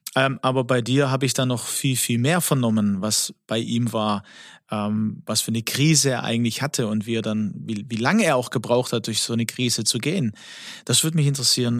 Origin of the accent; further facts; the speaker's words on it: Swabia, Baden-Württemberg, Germany; accent: Swabian; ich bin ja der griechische Schwabe